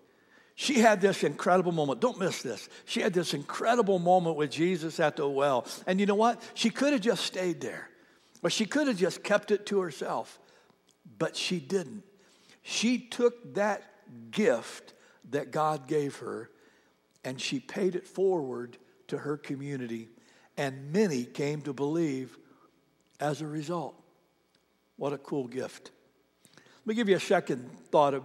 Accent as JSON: {"language": "English", "region": "Ohio", "country": "United States", "tie": "born or raised there", "moved": "yes", "said": "I was born and raised in Ohio"}